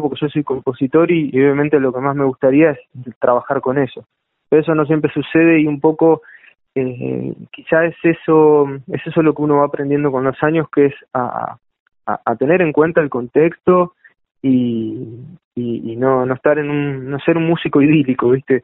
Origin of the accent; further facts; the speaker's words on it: La Plata, Buenos Aires Province, Argentina; Yo vivo acá y nací acá